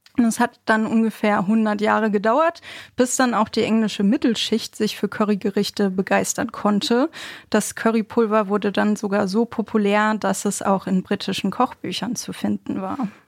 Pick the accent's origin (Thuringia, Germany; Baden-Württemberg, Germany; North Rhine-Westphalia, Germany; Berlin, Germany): North Rhine-Westphalia, Germany; Bochum; Ich bin ja in Bochum groß geworden